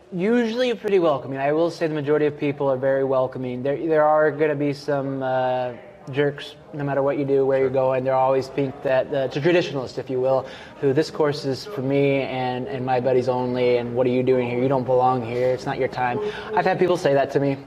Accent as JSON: {"language": "English", "region": "Kansas", "country": "United States", "tie": "born or raised there", "also_born_or_lived": "Greece", "moved": "as an adult", "lives_now": "Salem, Oregon, United States", "said": "I was born in Greece, and then uh, grew up in Kansas"}